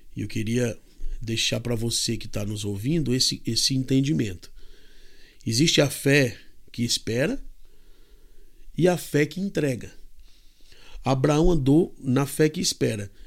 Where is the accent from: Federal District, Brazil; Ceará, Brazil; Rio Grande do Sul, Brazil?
Ceará, Brazil; Fortaleza; moved away as an adult; now in Kansas, United States; eu nasci em Fortaleza, no Ceará